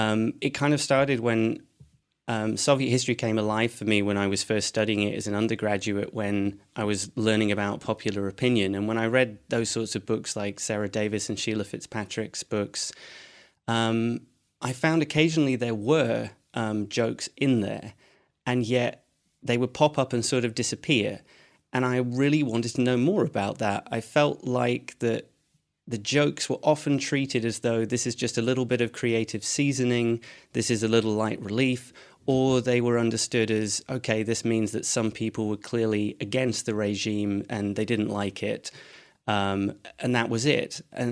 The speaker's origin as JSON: {"language": "English", "town": "Edinburgh", "region": "Scotland", "country": "United Kingdom", "said": "So I'm from Edinburgh, though my accent wouldn't make you think that."}